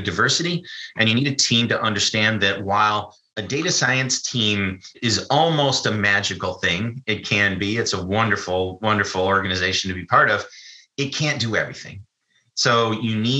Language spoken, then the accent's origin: English; United States; I'm an American.